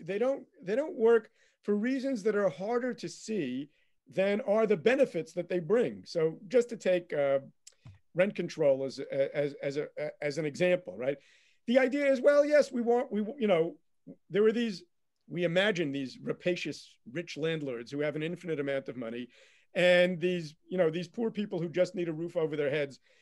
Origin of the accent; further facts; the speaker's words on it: United States; moved away as an adult; now in Israel; I, I grew up in America